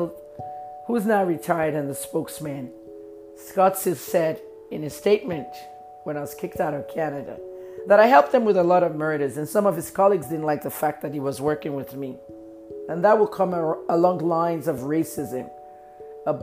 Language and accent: English; Ibadan, Oyo, Nigeria; I was friends with a lot of SARS officers in my hometown, Ibadan, Oyo State, Nigeria